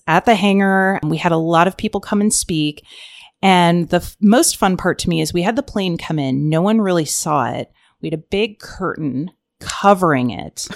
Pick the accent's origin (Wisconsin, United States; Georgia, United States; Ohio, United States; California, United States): Ohio, United States; moved away as an adult; also born or lived in Arizona; I'm from Ohio, moved out to Arizona